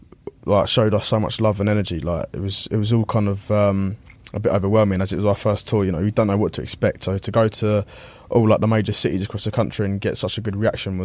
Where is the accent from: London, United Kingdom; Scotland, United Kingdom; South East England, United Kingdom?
South East England, United Kingdom; Denham; I grew up like just outside of Uxbridge in like a little place called Denham